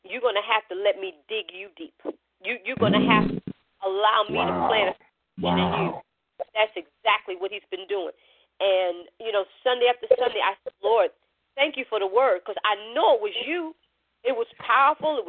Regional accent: New York, United States; we're from New York

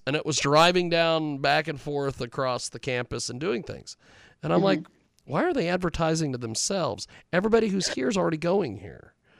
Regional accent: Kansas, United States; I'm from Kansas

